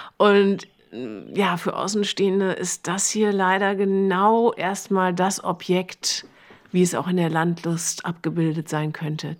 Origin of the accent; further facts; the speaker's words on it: Germany; now in Berlin, Germany; Ich hingegen bin aus dem tiefsten Westen